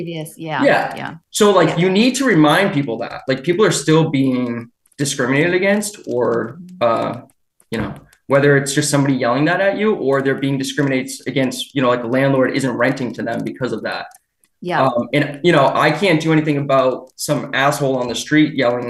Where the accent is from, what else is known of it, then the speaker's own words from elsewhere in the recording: Derry, New Hampshire, United States; also born or lived in Chester, New Hampshire; So I grew up in Derry, the neighboring town. I live in Chester now.